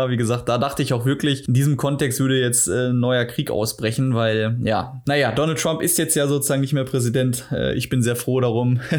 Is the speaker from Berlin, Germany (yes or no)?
no; Duisburg, North Rhine-Westphalia, Germany; Nee, aus Duisburg ursprünglich komme ich